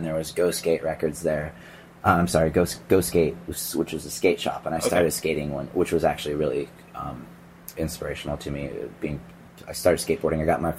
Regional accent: Rochester, New York, United States; born there; Yeah, I was born in Rochester, New York.

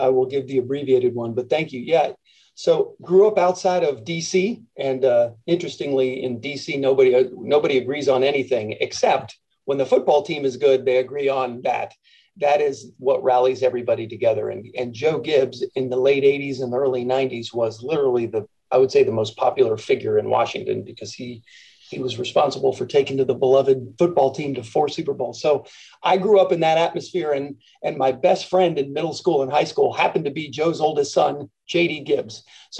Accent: Frankfurt, Hesse, Germany; born there; I was born in Frankfurt, Germany.

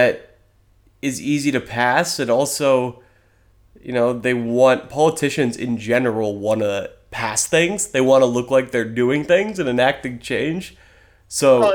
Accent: Oregon, United States; I was born in Oregon. But, yeah, I've got a little Missouri in my blood

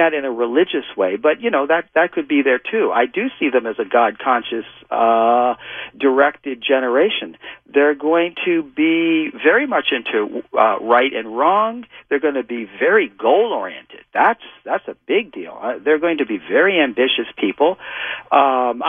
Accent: New York, United States; moved away; also born or lived in California; I'm from New York originally, and when I first went out to California

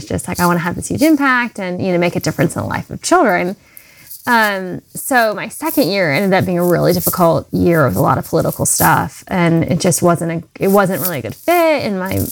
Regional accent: North Carolina, United States; I grew up in North Carolina, where I still live. I'm a Southern girl at heart

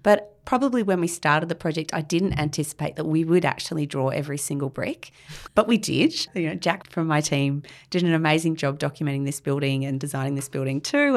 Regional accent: Canberra, Australian Capital Territory, Australia; now in Sydney, Australia; I grew up in Canberra

